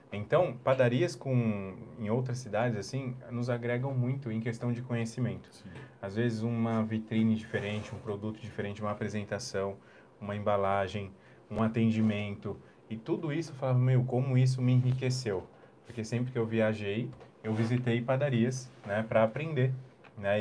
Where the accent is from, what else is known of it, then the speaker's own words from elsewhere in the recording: São Paulo, Brazil; moved away as an adult; now in Jundiaí, Brazil; eu vim de São Paulo capital